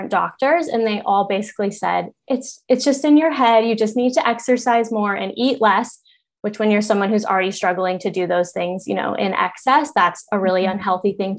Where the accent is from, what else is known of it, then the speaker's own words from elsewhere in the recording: Colorado, United States; moved away; I grew up in Colorado